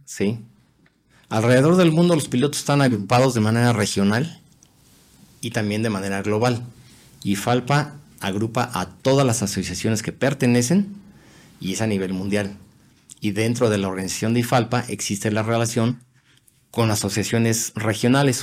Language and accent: Spanish; Mexico; moved away as an adult